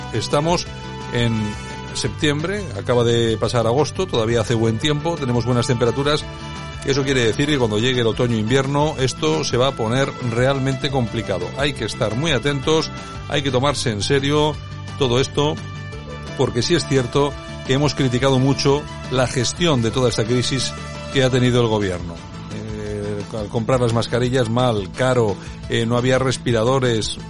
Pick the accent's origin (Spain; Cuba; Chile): Spain; cómo somos los españoles